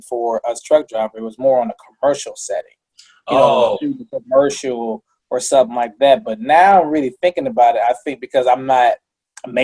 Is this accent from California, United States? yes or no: no; Missouri, United States; I'm not from Kansas. I'm from Missouri